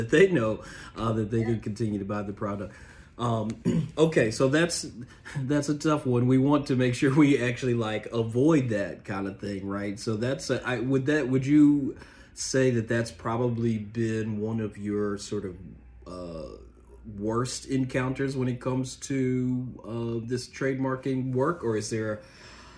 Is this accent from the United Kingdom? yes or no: no; Memphis, Tennessee, United States; now in Washington, D.C., United States; I'm from Memphis